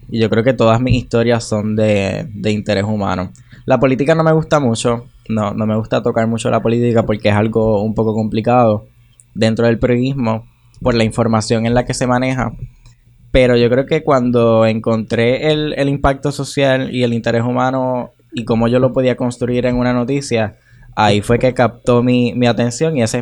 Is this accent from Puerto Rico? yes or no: yes; Corozal, Puerto Rico; now in Las Piedras, Puerto Rico; yo tengo 21. Eh, soy corozaleño, pero actualmente vivo en Las Piedras por el proyecto en el que estoy trabajando actualmente.